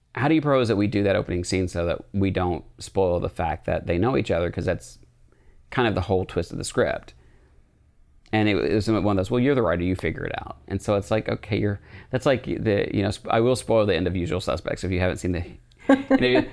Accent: United States; We grew up in a really not, um, accepting part of, of America

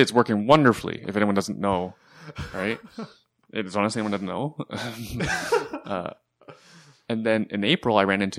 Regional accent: Canada; I love being Canadian. Yeah. Paying taxes, you know, the cost of living here, and it's worth it, right?

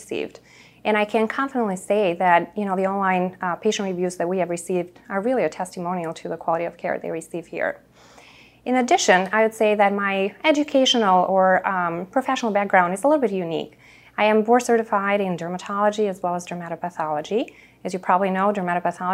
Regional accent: Chicago, Illinois, United States; also born or lived in Boston / Naperville; I'm a Chicagoan at heart, so I went to University of Chicago for undergrad. I only left Chicago to go to Boston for medical school.

